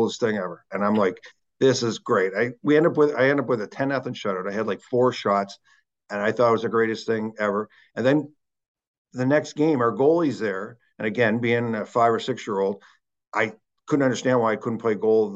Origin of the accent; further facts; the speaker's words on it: Halifax, Nova Scotia, Canada; I'm a North Ender, a proud North Ender.